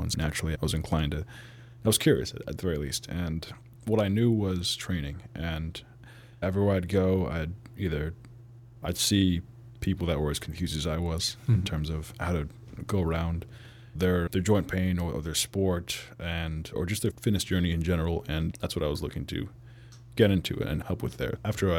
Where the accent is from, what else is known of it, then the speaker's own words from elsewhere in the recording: California, United States; also born or lived in Pittsburgh / Germany; I was born in Pittsburgh and moved to Germany. Soccer was very big there. And then when I moved to the U.S., in California, I heard about football for the first time in fifth grade